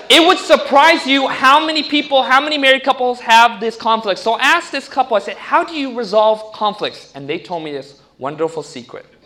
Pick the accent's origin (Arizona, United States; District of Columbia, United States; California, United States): California, United States; No, I grew up in Orange County. I didn't like nature in the beginning either.